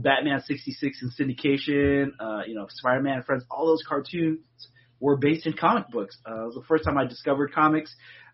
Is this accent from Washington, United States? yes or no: yes; Seattle, Washington, United States; moved away; also born or lived in Los Angeles; I was born and raised in Seattle and also spent most of my life in L.A.